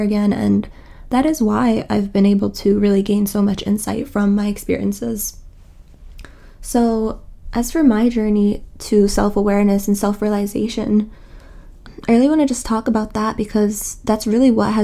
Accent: New York City, New York, United States; I'm from New York City. I was born and raised here, and my parents are Egyptian.

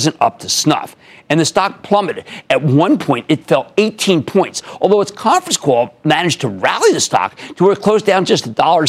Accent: New Jersey, United States; my home state of New Jersey

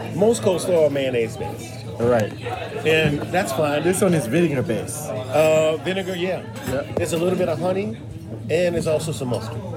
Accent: New Orleans, Louisiana, United States; moved away as an adult; also born or lived in New York City; now in Japan; I am from New Orleans. Right. Uh, families from New Orleans

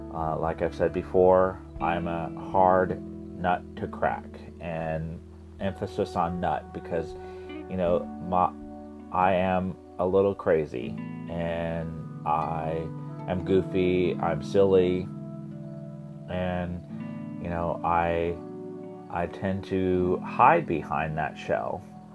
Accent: Midwest, United States; growing up in the Midwest and gay is a story in itself. Living in an ultra-conservative family, being the only boy out of four children

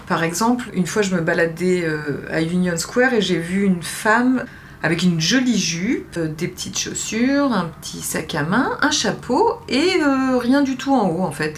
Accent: France; also born or lived in Algeria (family origin); now in New York, United States; on est français

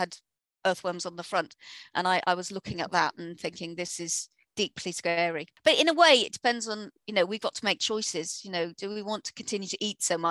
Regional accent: Harpenden, East of England, United Kingdom; my hometown in Hartmondon, Hertfordshire

